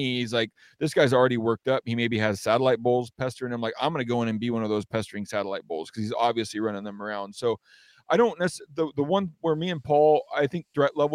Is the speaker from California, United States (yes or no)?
no; Western Washington, United States; growing up in Western Washington is a lot different aside from maybe like North Idaho, cause it's a jungle here